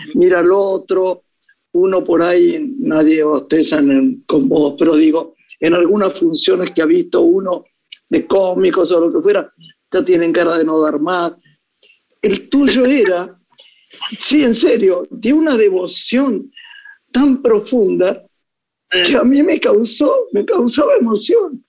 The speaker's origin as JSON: {"language": "Spanish", "country": "Argentina", "also_born_or_lived": "Paris, France", "moved": "as an adult", "said": "yo que soy profundamente argentina"}